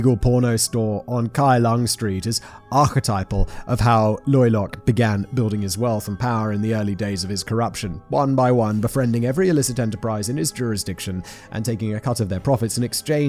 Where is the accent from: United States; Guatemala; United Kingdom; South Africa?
United Kingdom; I'm British